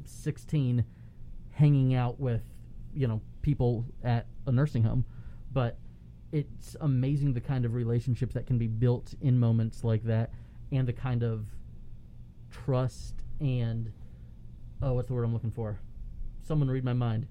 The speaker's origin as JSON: {"language": "English", "town": "Palm Harbor", "region": "Florida", "country": "United States", "tie": "born or raised there", "said": "the church that I grew up going to in Palm Harbor, about ten miles away"}